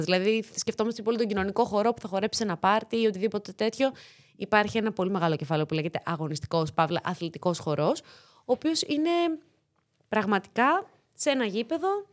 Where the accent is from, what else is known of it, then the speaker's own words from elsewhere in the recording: Thessaloniki, Central Macedonia, Greece; first language Greek; moved away as an adult; also born or lived in Corfu; now in Athens, Greece; Θεσσαλονικιά είμαι. Γεννήθηκα, μεγάλωσα στη Θεσσαλονίκη